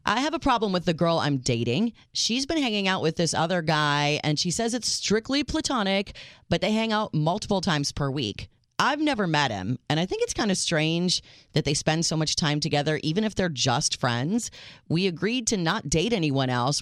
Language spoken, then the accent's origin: English; Chicago, Illinois, United States; accent: Chicago; my accent is all Chicago